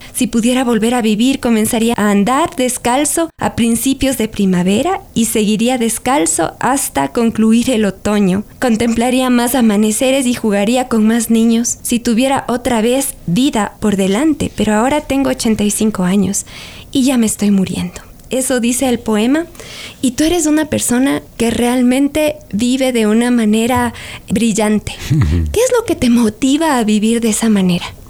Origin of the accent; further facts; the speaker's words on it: Ecuador; para nuestra identidad mm, como ecuatorianos